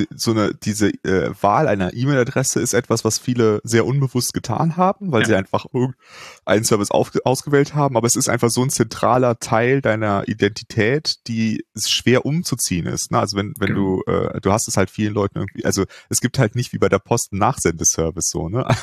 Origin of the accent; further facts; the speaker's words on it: Cologne, North Rhine-Westphalia, Germany; Ich bin ja in Köln äh, groß geworden